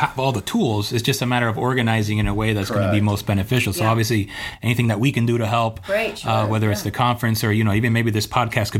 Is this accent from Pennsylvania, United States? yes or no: no; Hialeah, Florida, United States; they're in Hialeah, my hometown.